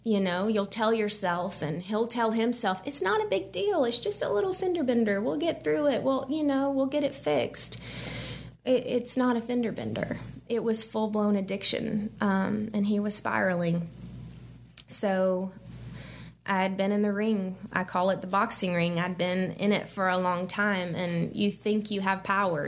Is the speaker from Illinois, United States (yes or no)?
no; Birmingham, Alabama, United States; moved away as an adult; also born or lived in St. Simons Island, Georgia; I grew up in Birmingham, went to college at Auburn